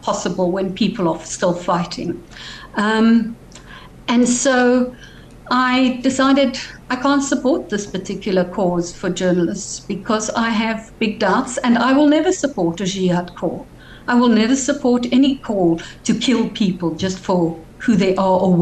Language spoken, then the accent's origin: English; Cape Town, Western Cape, South Africa; growing up in Sea Point